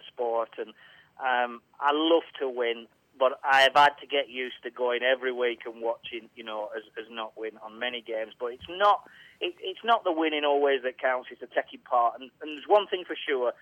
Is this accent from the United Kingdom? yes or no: yes; Burnley, North West England, United Kingdom; I'm just a lad from Burnley. I was born in Burnley General Hospital